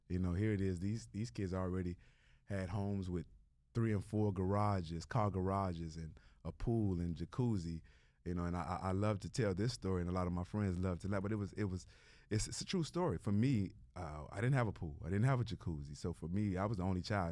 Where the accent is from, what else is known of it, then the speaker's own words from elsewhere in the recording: Miami, Florida, United States; growing up in Liberty City is, is not easy.